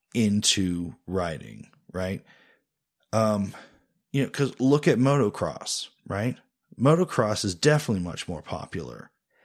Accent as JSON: {"language": "English", "region": "Indiana", "country": "United States", "said": "We're from, we're not really from Indiana. We're sort of from Indiana. It's a place that we're from more than we're from other places, I guess the best way to put it."}